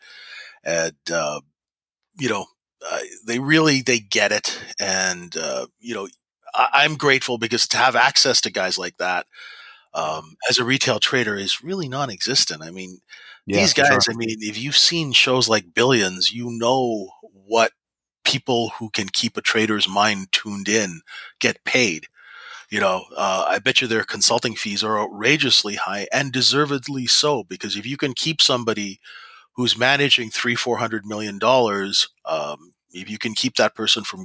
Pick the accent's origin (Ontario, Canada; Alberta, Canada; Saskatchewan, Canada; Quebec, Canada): Saskatchewan, Canada; Regina; moved away; also born or lived in Vancouver; I grew up in Saskatchewan, which is a very down-to-earth place.